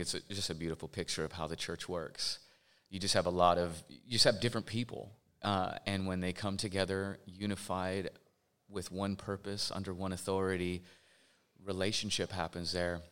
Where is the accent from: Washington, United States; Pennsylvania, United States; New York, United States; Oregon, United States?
Oregon, United States; Portland; I am from Portland, Oregon